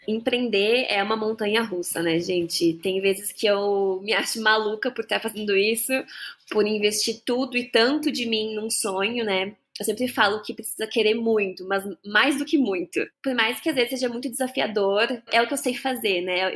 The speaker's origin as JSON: {"language": "Portuguese", "town": "Bento Gonçalves", "region": "Rio Grande do Sul", "country": "Brazil", "tie": "born or raised there", "moved": "yes", "lives_now": "São Paulo, Brazil", "said": "lá na minha cidade, em Bento Gonçalves. Para quem não sabe, eu sou gaúcha né? Mas moro em São Paulo agora"}